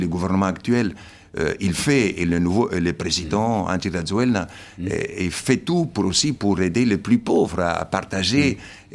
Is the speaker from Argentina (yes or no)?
yes; Argentina; now in Madagascar; mon père et ma mère sont slovènes. Après la Deuxième Guerre mondiale, ils ont dû émigrer en Argentine. Je suis né en Argentine et je suis argentin pour les Argentins